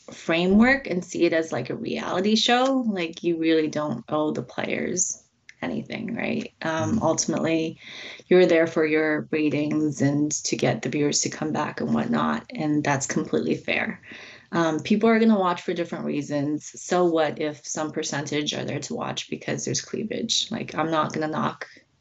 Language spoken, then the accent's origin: English; Toronto, Ontario, Canada; also born or lived in China; I was born in China. I moved to Toronto when I was about 5, but yeah, it's my main home.